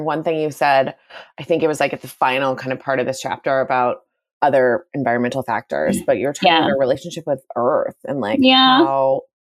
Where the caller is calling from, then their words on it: California, United States; I'm calling from California